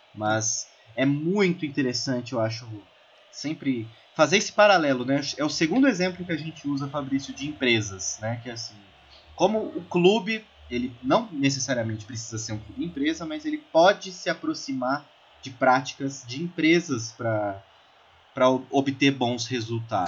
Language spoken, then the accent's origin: Portuguese; Brazil; a gente até como brasileiro